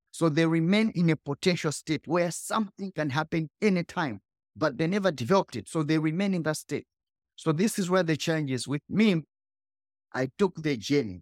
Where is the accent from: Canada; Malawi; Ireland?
Malawi; I was born in Malawi, the poorest country.